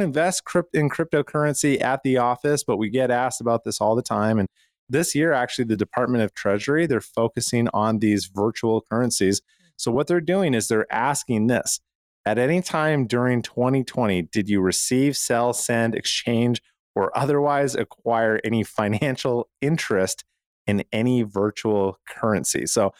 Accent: Canada; now in United States; And you know, I moved from Canada where it's very difficult to own a firearm and shoot.

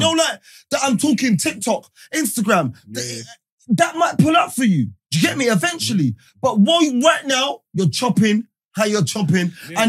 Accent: London, United Kingdom; I'm a Londoner. I'm in Birmingham.

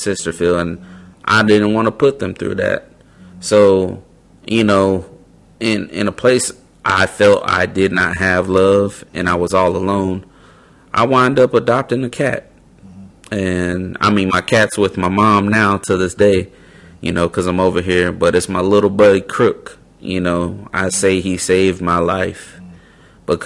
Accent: West Coast, United States; moved away as an adult; also born or lived in South Carolina; I'm from the West Coast. All of my family is pretty much in California at the time

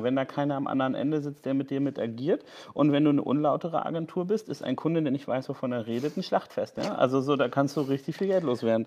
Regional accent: Hamburg, Germany; als Hamburger

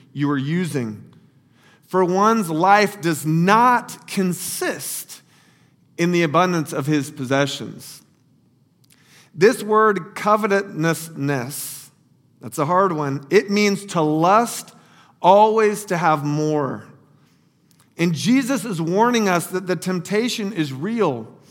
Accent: Lake Wales, Florida, United States; moved away as an adult; also born or lived in Lower Fairfield County, Connecticut; little Lake Wales, Florida, my hometown

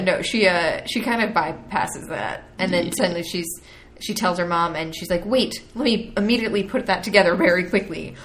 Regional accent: New York, United States; I'm from I'm from New York, so it's cold, um, in, in October

